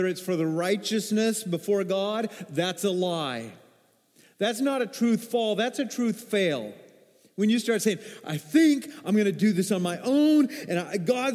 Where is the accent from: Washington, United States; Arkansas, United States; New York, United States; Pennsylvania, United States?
Arkansas, United States; I'm from Arkansas. That's some of my roots